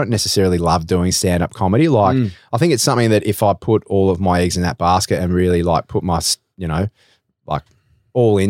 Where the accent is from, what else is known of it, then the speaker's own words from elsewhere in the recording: Melbourne, Victoria, Australia; I'm from Melbourne